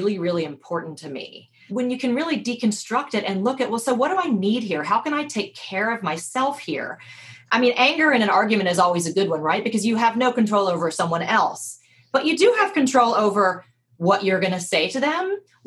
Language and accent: English; the South, United States; I grew up in the South